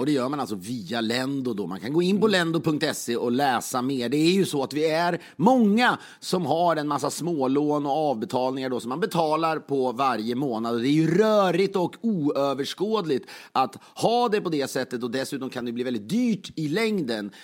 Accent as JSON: {"language": "Swedish", "country": "Sweden", "said": "som svensk"}